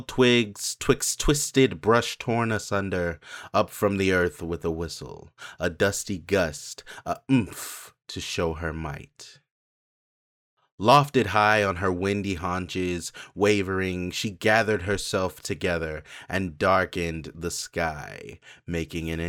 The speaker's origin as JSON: {"language": "English", "town": "Cleveland Heights", "region": "Ohio", "country": "United States", "tie": "born or raised there", "also_born_or_lived": "Memphis, Tennessee", "moved": "yes", "lives_now": "Arizona, United States", "said": "I grew up in Cleveland Heights in Ohio. Before that, I lived in Memphis."}